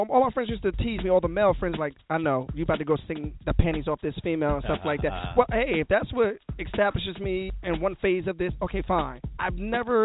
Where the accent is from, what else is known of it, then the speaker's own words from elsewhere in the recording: Poughkeepsie, New York, United States; moved away as an adult; now in New Jersey, United States; I'm born and raised in Poughkeepsie